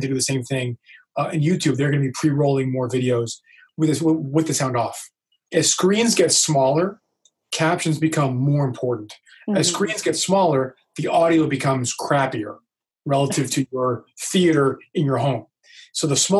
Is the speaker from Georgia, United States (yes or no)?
no; Miami, Florida, United States; I'm from Miami